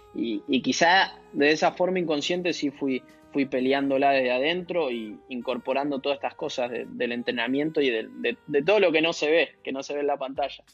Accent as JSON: {"language": "Spanish", "region": "Buenos Aires", "country": "Argentina", "tie": "born or raised there", "said": "yo soy de Villa Crespo, como mucha gente de, la colectividad que vive en, Argentina, que de, de esa parte de, la capital o, de la ciudad de Buenos Aires. Eh, y sí, viví en tres casas distintas desde que tengo uso de la razón, pero siempre ahí en, Villa Crespo y me, me, crié por la zona"}